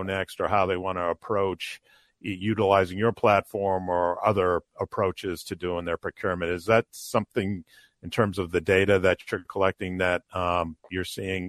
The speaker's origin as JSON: {"language": "English", "area": "near Loring Air Force Base", "region": "Maine", "country": "United States", "tie": "born or raised there", "said": "I grew up near Loring Air Force Base up in Maine"}